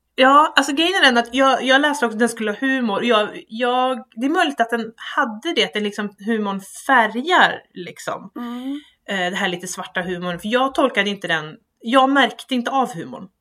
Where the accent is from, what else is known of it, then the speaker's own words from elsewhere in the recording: Sweden; som rikssvensk